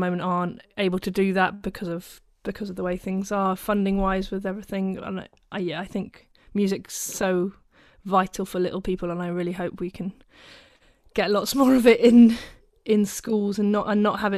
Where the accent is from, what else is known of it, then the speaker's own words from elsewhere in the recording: Steventon, South East England, United Kingdom; moved away as an adult; now in Birmingham, United Kingdom; I'm originally from Oxfordshire, a little village. Called Stevenson